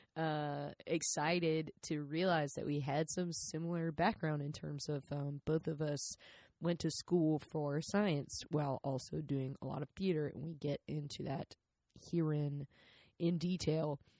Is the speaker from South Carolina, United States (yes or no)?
yes; South Carolina, United States; I'm from South Carolina.